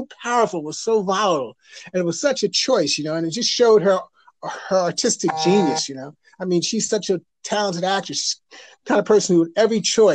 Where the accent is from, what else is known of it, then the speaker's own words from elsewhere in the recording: the North, United States; I grew up in the North